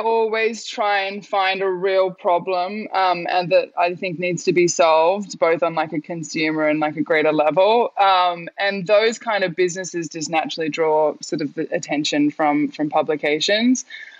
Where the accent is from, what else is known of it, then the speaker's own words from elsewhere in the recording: Australia; now in New York, United States; It was funny, as an Australian, you're kind of like London or New York. And for some reason I went to New York.